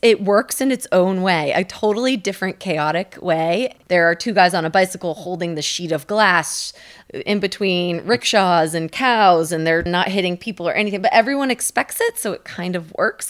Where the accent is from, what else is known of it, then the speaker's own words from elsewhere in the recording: United States; also born or lived in India / Kenya; I grew up in the United States.